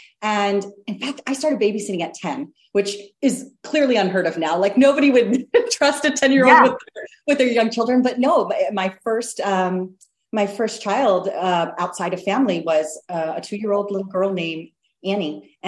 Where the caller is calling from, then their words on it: France; I should say that I'm joining you from France.